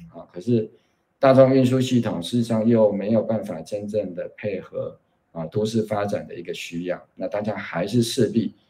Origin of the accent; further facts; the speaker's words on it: Kaohsiung, Taiwan; 我自己是从六岁随着父母搬进来高雄